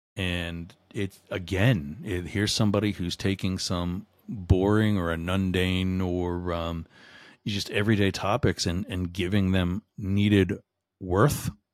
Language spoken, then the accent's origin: English; Boyertown, Pennsylvania, United States; my hometown, a Boyer Town, Pennsylvania